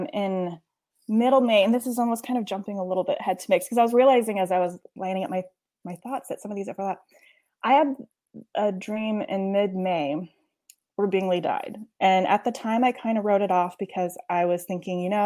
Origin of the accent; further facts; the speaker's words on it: Nebraska, United States; also born or lived in Lincoln, Nebraska; I live in Lincoln, Nebraska. I'm born and raised in Nebraska